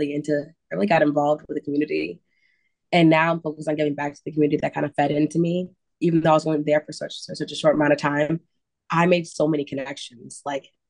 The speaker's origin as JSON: {"language": "English", "region": "upstate New York", "country": "United States", "tie": "born or raised there", "moved": "yes", "lives_now": "Chicago, United States", "said": "I'm originally from upstate New York. So small town living"}